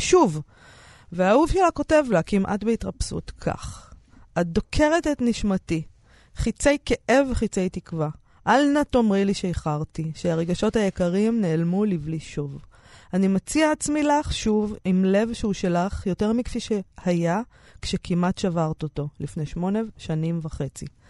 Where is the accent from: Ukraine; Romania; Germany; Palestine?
Romania; now in Israel; אנחנו אצלנו ברומניה עושים חצילים עם שום